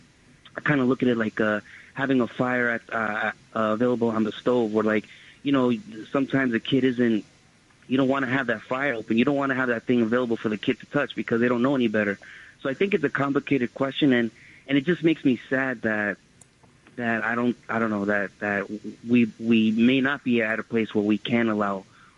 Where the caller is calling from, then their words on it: New York City, New York, United States; I'm calling from Kew Gardens, Queens.